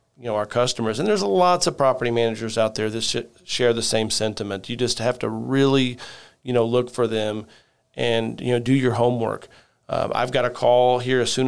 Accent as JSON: {"language": "English", "region": "Southern Indiana", "country": "United States", "tie": "born or raised there", "said": "I'm from a very small, you know, town in the country, mm-hmm. Southern Indiana"}